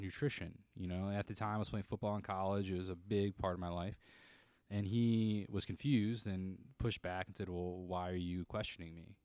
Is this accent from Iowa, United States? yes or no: no; Jackson, Michigan, United States; I grew up in Jackson, Michigan.